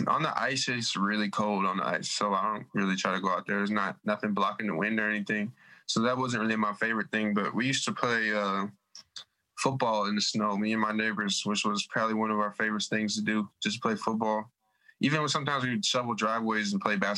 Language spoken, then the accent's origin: English; Minnesota, United States; moved away as an adult; I'm from Minnesota. I don't get to go home.